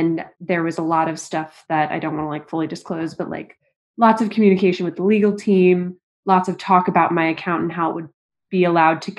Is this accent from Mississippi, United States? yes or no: no; St. Louis, Missouri, United States; moved away as an adult; also born or lived in Hong Kong; now in New York, United States; originally from St. Louis, Missouri. Then my family lived in Hong Kong for 5 years. Yeah. So age 4 to 10, I lived